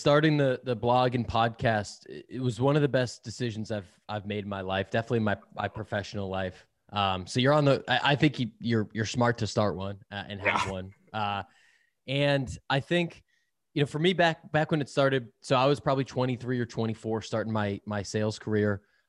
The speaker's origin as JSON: {"language": "English", "town": "Boston", "region": "Massachusetts", "country": "United States", "lives_now": "San Francisco, United States", "said": "I am originally from Boston, living out in San Francisco."}